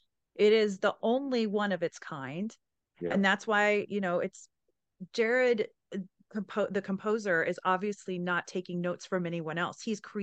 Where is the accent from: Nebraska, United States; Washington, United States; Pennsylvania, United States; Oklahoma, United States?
Oklahoma, United States; Anadarko; Anadarko, right? My hometown.